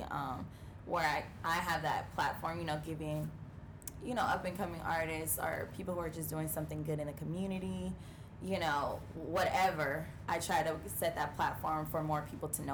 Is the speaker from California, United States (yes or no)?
yes; California, United States; moved away; And I was in my hometown. I'm from California